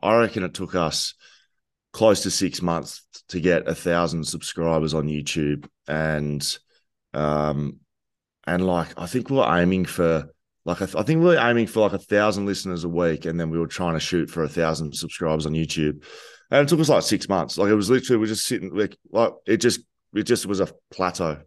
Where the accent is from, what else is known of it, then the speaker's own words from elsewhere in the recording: Geelong, Victoria, Australia; moved away; also born or lived in Torquay; I grew up in Geelong